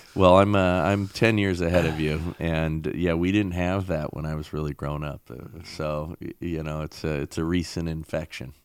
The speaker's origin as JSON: {"language": "English", "region": "Southern California", "country": "United States", "tie": "born or raised there", "said": "I grew up same time frame, and I grew up here in California, right? Southern California."}